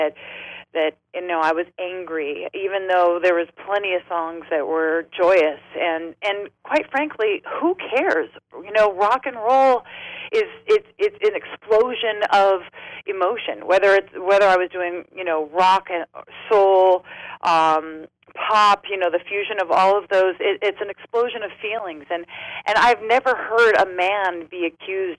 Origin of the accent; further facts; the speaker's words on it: San Diego, California, United States; also born or lived in Los Angeles; I'm from San Diego, but I was